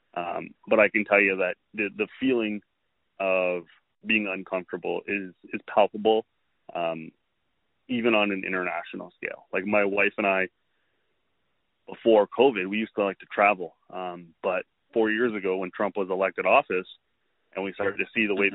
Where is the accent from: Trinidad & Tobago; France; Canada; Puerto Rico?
Canada; as a Canadian